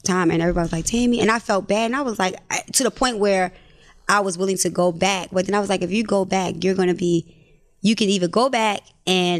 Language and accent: English; Baltimore, Maryland, United States; I'm from Baltimore